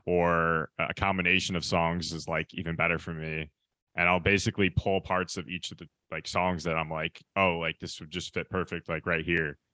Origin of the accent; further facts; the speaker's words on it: Michigan, United States; now in Los Angeles, United States; I'm from the Midwest, I'm from Michigan